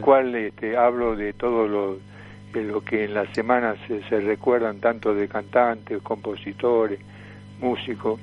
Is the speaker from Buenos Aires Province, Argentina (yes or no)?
no; Tucumán, Argentina; moved away; vine de Tucumán, mi provincia